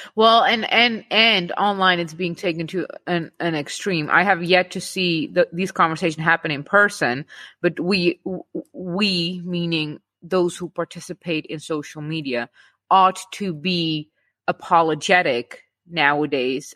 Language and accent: English; Czechia; us Czech Czech people